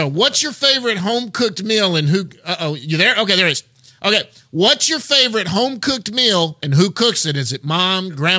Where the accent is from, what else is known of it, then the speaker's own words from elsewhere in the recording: Texas, United States; I'm a Texan